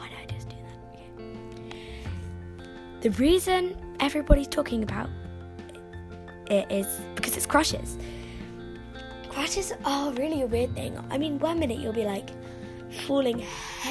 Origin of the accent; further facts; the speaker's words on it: London, United Kingdom; I'm 11 years old, I'm from London, I'm in year six